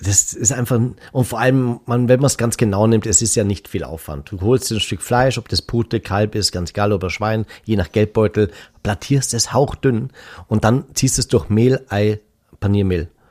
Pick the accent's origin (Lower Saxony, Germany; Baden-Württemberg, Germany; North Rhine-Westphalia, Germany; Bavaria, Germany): Bavaria, Germany; bei uns in Bayern